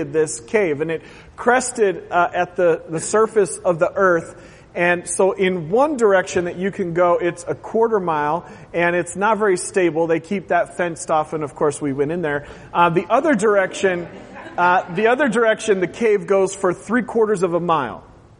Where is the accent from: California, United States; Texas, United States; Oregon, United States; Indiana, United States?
Oregon, United States; moved away; I grew up in Oregon